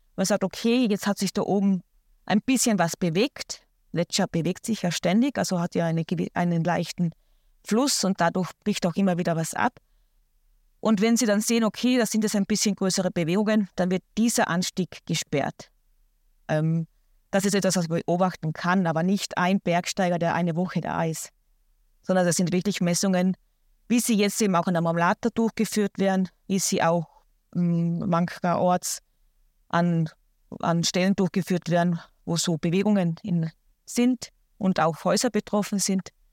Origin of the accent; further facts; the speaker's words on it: Austria; bei uns in Österreich